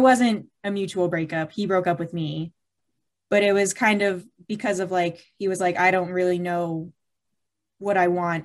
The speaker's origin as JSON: {"language": "English", "town": "Charlotte", "region": "North Carolina", "country": "United States", "said": "I'm from Charlotte, North Carolina"}